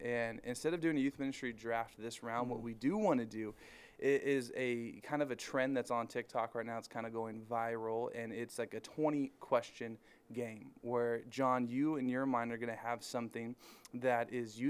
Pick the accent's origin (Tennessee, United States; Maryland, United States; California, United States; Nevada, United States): California, United States; Norco; Well, I am from Norco.